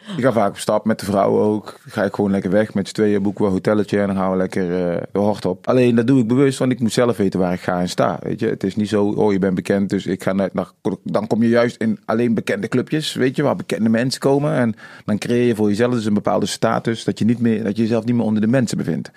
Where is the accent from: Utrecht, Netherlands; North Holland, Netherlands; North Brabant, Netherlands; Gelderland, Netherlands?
North Brabant, Netherlands; Tilburg; also born or lived in Suriname; ik ben in Tilburg opgegroeid, geboren in Suriname